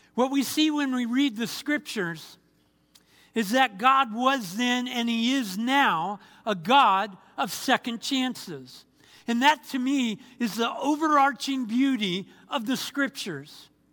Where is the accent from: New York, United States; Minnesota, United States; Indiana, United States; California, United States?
California, United States; Anaheim; moved away as an adult; also born or lived in Fort Bragg, North Carolina; I was born and raised in Anaheim, California